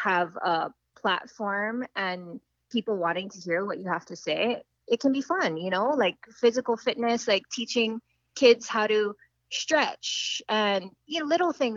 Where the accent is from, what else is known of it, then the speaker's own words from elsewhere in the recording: Maui, Hawaii, United States; Growing up on Maui